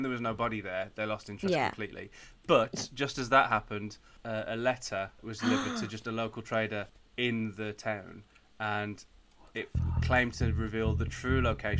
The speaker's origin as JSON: {"language": "English", "town": "Great Wyrley", "region": "West Midlands", "country": "United Kingdom", "said": "I'm from Great Whirley, which is now now most people know Great Whirley as being one of the toll booths on the M6 toll."}